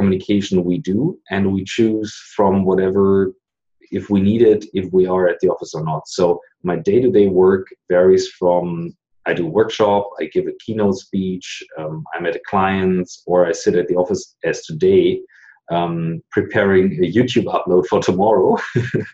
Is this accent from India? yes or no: no; Germany; I'm an entrepreneur from Germany